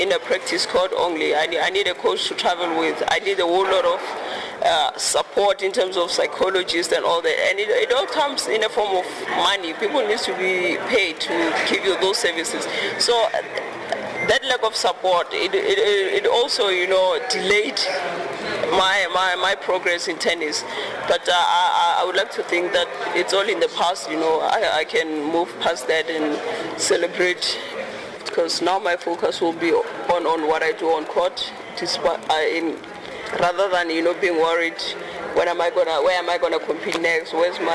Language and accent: English; Limpopo, South Africa; born or raised there